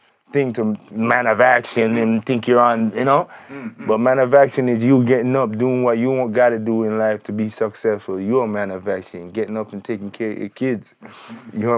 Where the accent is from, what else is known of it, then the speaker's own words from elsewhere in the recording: Jamaica; now in Calgary, Canada; I was born in Jamaica.